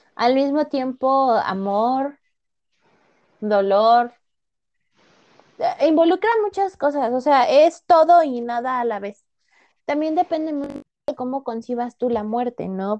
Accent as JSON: {"language": "Spanish", "country": "Mexico", "said": "nosotros como mexicanos"}